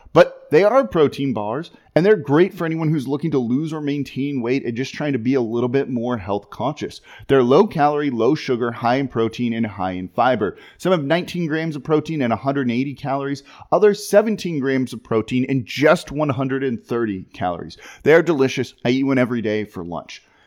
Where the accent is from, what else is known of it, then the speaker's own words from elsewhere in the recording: Los Angeles, California, United States; moved away; I'm from Los Angeles originally